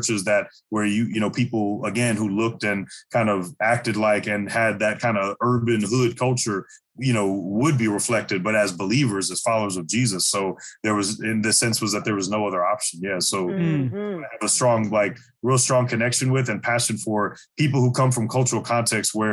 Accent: St. Louis, Missouri, United States; I was born and raised in St. Louis, Missouri, the lower 48, right in the middle

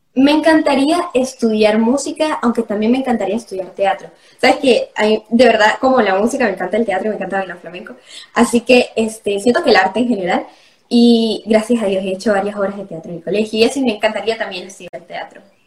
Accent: Andean Venezuela, Táchira, Venezuela; ¿sabes cómo somos los gochos?

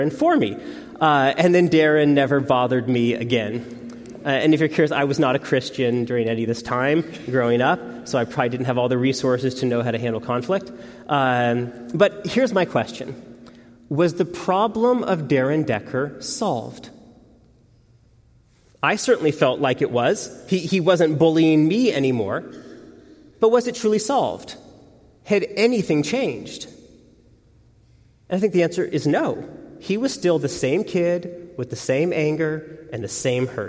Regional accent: outside of Seattle, Washington, United States; I grew up outside of Seattle

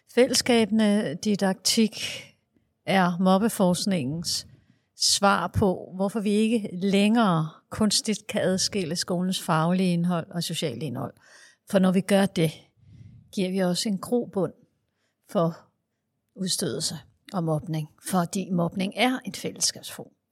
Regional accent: Denmark; Jeg er skoleforsker fra Danmark

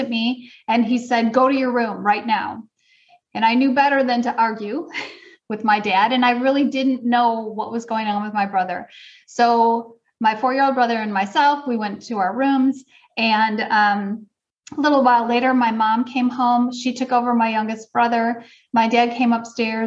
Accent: suburb of Milwaukee, Wisconsin, United States; I grew up in Wisconsin

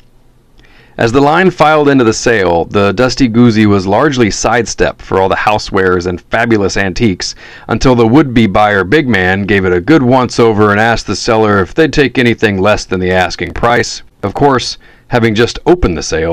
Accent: near North Dallas, Texas, United States; moved away; near my hometown, where my mom still lives

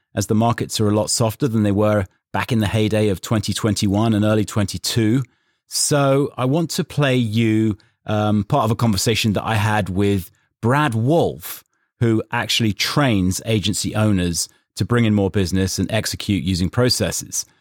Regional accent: England, United Kingdom; I'm English

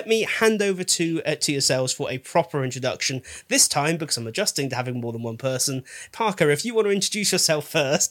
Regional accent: United Kingdom; we're British

